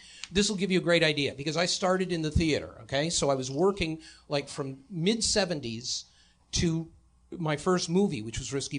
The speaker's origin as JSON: {"language": "English", "town": "Detroit", "region": "Michigan", "country": "United States", "also_born_or_lived": "New York", "moved": "yes", "said": "I'm from Detroit."}